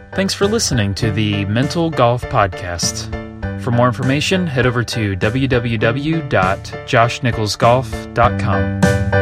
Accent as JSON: {"language": "English", "town": "Kernersville", "region": "North Carolina", "country": "United States", "tie": "born or raised there", "also_born_or_lived": "Apex, North Carolina", "said": "I grew up in Kernersville, North Carolina"}